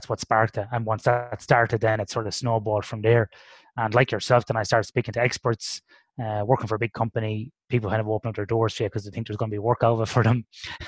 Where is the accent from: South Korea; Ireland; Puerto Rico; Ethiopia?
Ireland; When I grew up in Ireland in the '80s